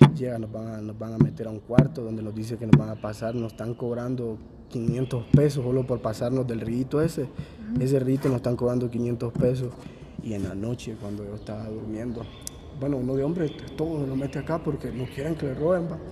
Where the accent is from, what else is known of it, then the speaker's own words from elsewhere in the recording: Honduras; moved away; De Honduras